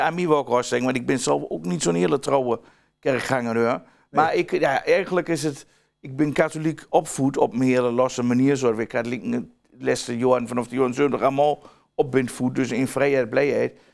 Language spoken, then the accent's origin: Dutch; Twente, Overijssel, Netherlands; accent: Twents